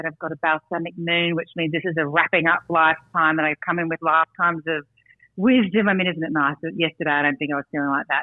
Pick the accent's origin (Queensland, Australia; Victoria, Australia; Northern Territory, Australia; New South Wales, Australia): Queensland, Australia; Brisbane; I grew up in Brisbane